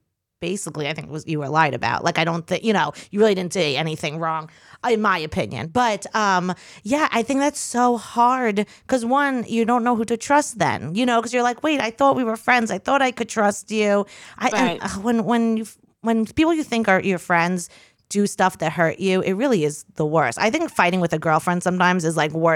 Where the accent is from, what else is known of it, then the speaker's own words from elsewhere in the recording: Long Island, New York, United States; because I'm from Long Island.